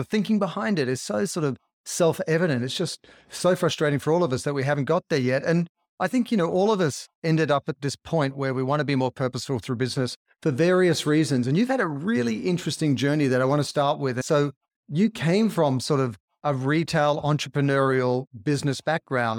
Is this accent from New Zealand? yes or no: no; Australia; as an Australian who grew up in the water